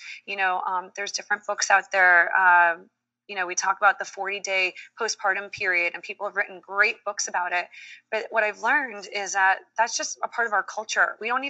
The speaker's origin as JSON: {"language": "English", "country": "Dominican Republic", "tie": "born there", "said": "You know, I have a Dominican background. I was born in Dominican Republic. And so those roots are really important."}